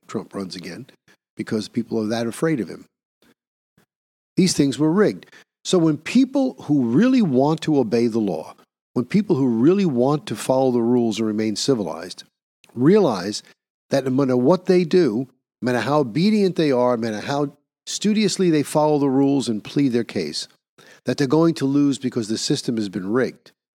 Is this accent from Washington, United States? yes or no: no; New York, United States; my home state of liberal New York